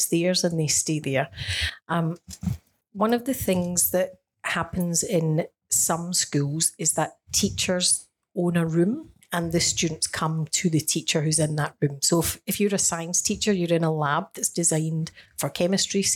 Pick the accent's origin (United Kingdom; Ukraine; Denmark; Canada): United Kingdom; Scotland; now in Australia; I come from Scotland